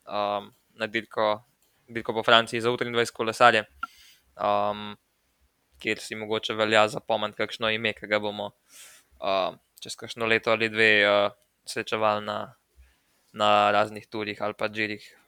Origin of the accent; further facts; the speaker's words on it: Slovenia; Um tem tednu smo Slovenci dobili prvo medaljo, prvi dve medalji na svetovnih prvenstvih eh, na velodromu.